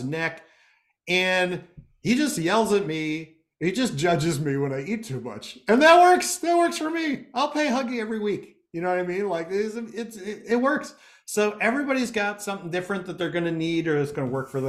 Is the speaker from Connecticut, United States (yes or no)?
yes; Connecticut, United States; so I'm from Connecticut. I grew up here in Connecticut.